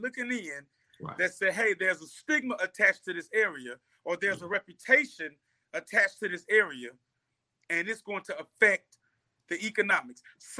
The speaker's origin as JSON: {"language": "English", "town": "East Point", "region": "Georgia", "country": "United States", "tie": "born or raised there", "said": "I grew up over there. I grew up in the Swats and in East Point. You know what I'm saying? I went to Tri-Cities High School. I stay in my house was less than a mile from Greenbrier Mall."}